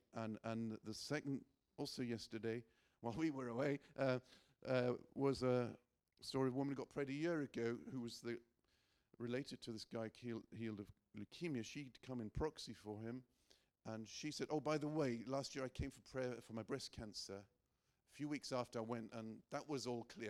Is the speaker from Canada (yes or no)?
no; Northern Ireland, United Kingdom; I'm an English Northern Irishman.